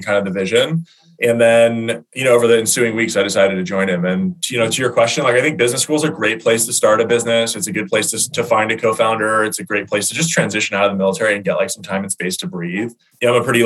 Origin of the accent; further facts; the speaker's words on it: Baltimore, Maryland, United States; We grew up together in Baltimore, played football together